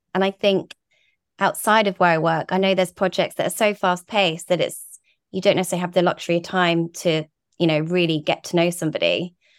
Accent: Guernsey; moved away; also born or lived in Brighton; we're from Guernsey and the Channel Islands, a really beautiful island

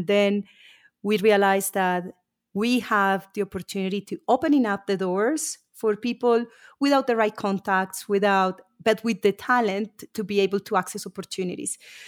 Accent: Colombia; moved away as an adult; also born or lived in United Kingdom; I was born and raised in Colombia. I've lived in the UK for a few years.

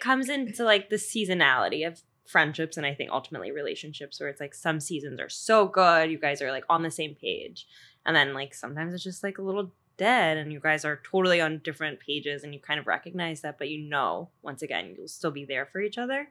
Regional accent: Long Island, New York, United States; moved away; also born or lived in Georgia, United States; I'm originally from Long Island, but I know you by way of Georgia, where I lived for eleven years

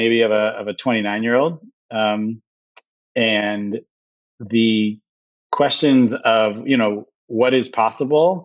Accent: Illinois, United States; moved away as an adult; also born or lived in Iowa; now in New York, United States; I grew up in Illinois, went to school in Iowa, came to New York, was in New York for a bunch of years

